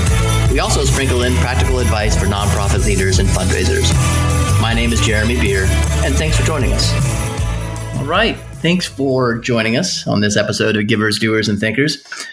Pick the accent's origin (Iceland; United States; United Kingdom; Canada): United States; Indiana; Yeah, my home state.